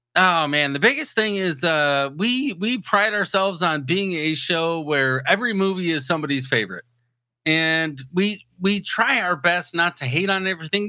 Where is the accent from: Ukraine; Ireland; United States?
United States; Port Huron, Michigan; moved away as an adult; also born or lived in San Diego, California; I was born and raised over in the thumb in Port Huron